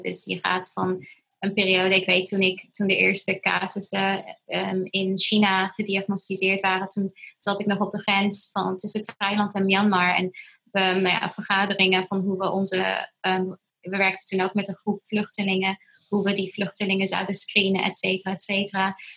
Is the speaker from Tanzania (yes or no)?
yes; Tanzania; moved away; ik ben in Tanzania opgegroeid.